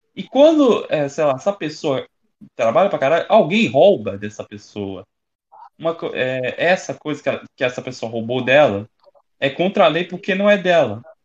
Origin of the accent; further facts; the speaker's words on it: Rio de Janeiro, Brazil; eu sou carioca